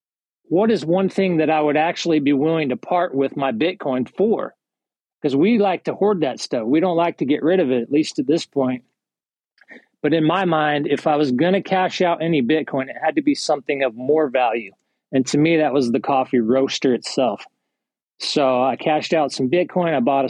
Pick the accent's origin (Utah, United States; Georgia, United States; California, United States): Utah, United States; Salt Lake City; moved away as an adult; now in East Texas, United States; I'm originally from Salt Lake City